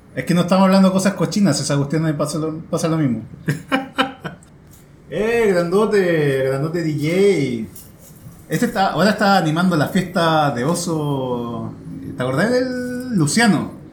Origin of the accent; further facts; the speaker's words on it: Santiago, Santiago Metropolitan Region, Chile; yo nací en Independencia, pero eh, a los meses me, eh, Tuvimos que ir a vivir a eh, a la, periferia